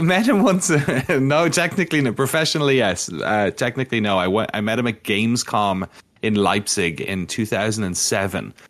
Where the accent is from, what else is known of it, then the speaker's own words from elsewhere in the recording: Waterford, Munster, Ireland; moved away; I'm from Waterford in the southeast, which is the original V-, Viking settlement in Ireland.